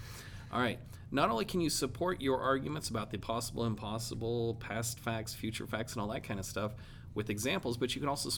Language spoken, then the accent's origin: English; Arkansas, United States; I am from Arkansas